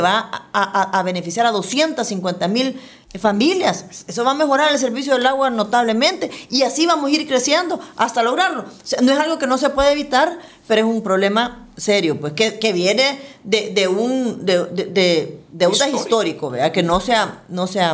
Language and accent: Spanish; El Salvador; como ciudadanos, como salvadoreños, como funcionarios